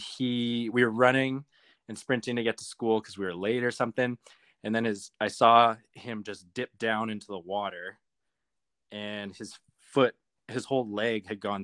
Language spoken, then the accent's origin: English; Calgary, Alberta, Canada; Calgary, Alberta.